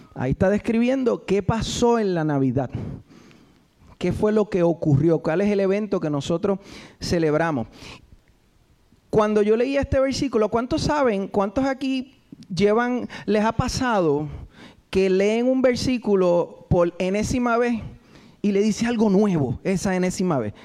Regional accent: Puerto Rico; los que boricuas

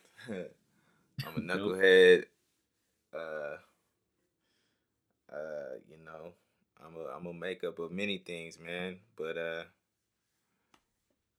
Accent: Oceanside, California, United States; I grew up in North County, San Diego, Oceanside, California

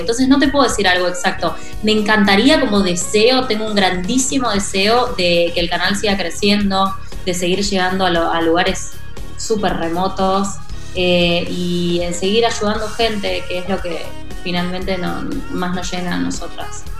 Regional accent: Rosario, Santa Fe, Argentina; nací en Rosario.

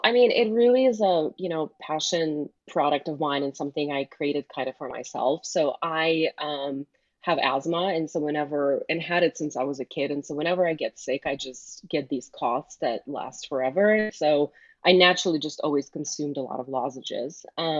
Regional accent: Michigan, United States; because I grew up in Michigan, people around here just think it's like a Midwestern accent.

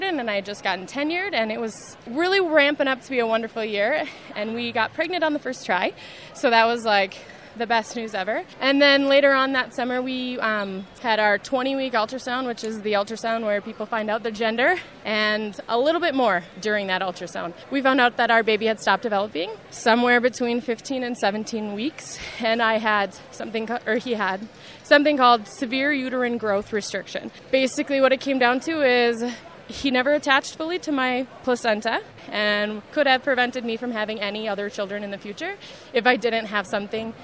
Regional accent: Minnesota, United States; I love being in Minnesotan, and I have that Minnesota pride

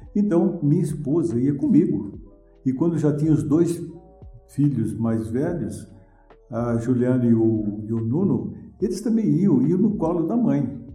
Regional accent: Atibaia, São Paulo, Brazil; Eu sou nascido aqui em Atibaia

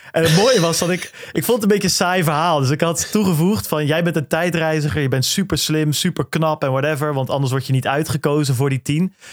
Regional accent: Goeree-Overflakkee, South Holland, Netherlands; ik kom van Goeree Overflakke, dat is wel bijbelbelt, maar ik ben niet religieus opgevoed

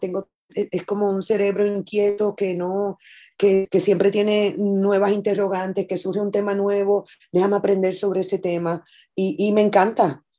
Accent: Puerto Rico; yo soy mayoría en mi país. Yo soy mayoría, es, es lo que más hay en Puerto Rico

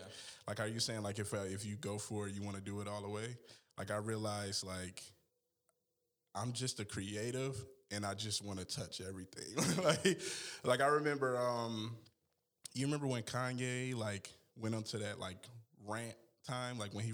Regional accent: Milwaukee, Wisconsin, United States; How can I explain growing up in Milwaukee? It's so much. There's ups and downs. I lived on Hampton most of my life.

